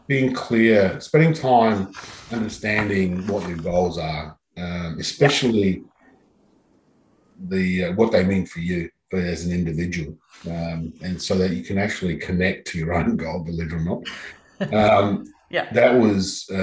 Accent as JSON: {"language": "English", "town": "Adelaide", "region": "South Australia", "country": "Australia", "tie": "born or raised there", "moved": "as an adult", "lives_now": "Sydney, Australia", "said": "I grew up in Adelaide, so I knew Adelaide quite well."}